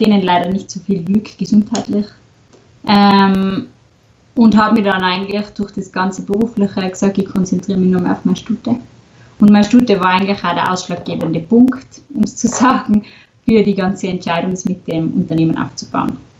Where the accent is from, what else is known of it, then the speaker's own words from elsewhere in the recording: Stubai Valley, Tyrol, Austria; komme aus Tirol, aus dem schönen Stubaital.